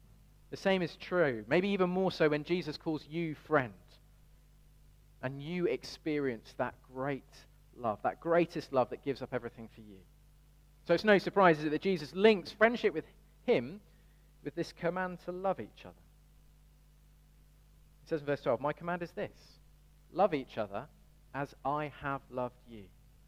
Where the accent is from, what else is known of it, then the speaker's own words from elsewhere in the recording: Birmingham, West Midlands, United Kingdom; Now, I grew up in Birmingham, and the usual giveaway of growing up in Birmingham is a certain twang.